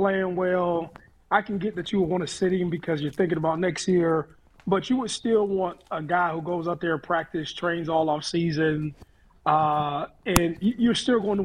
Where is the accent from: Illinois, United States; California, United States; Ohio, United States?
Ohio, United States; Youngstown; I'm from Youngstown